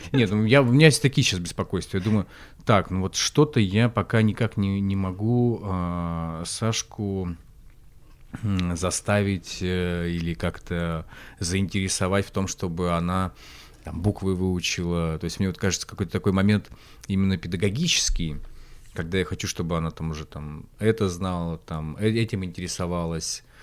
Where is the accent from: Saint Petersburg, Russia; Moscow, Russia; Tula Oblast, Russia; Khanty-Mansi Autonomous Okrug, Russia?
Khanty-Mansi Autonomous Okrug, Russia; Khanty-Mansiysk; в Ханты-Мансийске, в моем родном городе